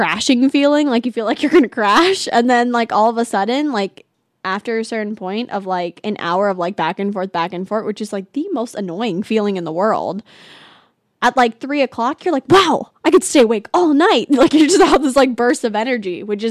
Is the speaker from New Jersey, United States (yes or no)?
no; California, United States; now in Arizona, United States; I'm from California